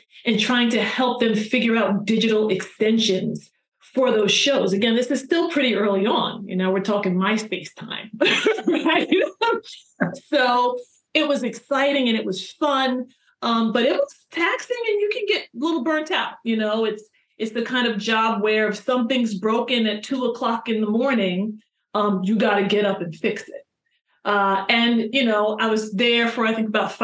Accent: New York, United States; I'm from New York, so I came back to New York.

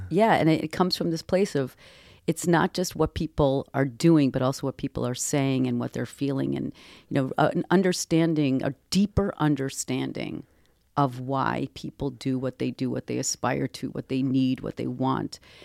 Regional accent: Boston, Massachusetts, United States; I come from Boston. I come from academic circles

